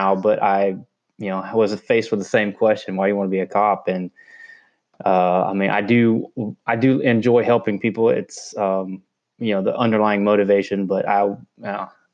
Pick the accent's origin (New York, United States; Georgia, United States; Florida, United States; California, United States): Florida, United States; Tallahassee; I'm born and raised in Tallahassee, Florida